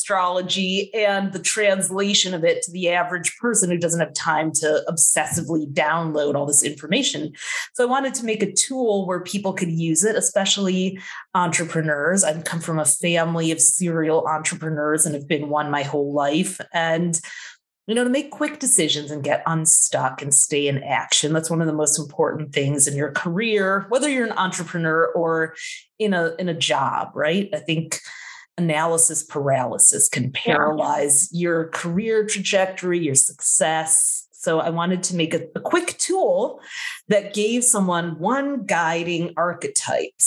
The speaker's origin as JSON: {"language": "English", "region": "Midwest", "country": "United States", "tie": "born or raised there", "said": "I grew up in the Midwest where there wasn't a whole lot"}